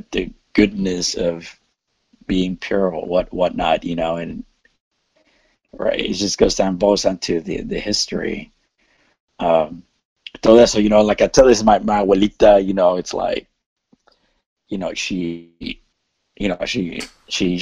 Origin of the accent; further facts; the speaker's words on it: Southwest Texas, United States; I grew up in Southwest Texas